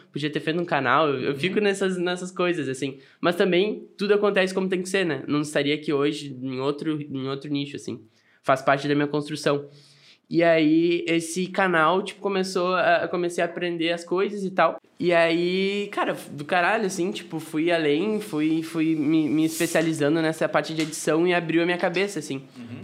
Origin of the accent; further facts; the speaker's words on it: Arroio dos Ratos, Rio Grande do Sul, Brazil; also born or lived in Porto Alegre; Nasci em Porto Alegre e a minha família é de Arroio dos Ratos.